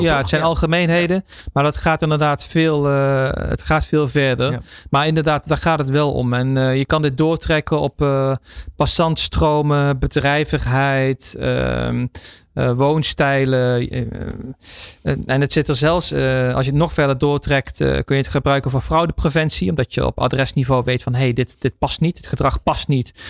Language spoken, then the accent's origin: Dutch; Netherlands; wij als Nederlanders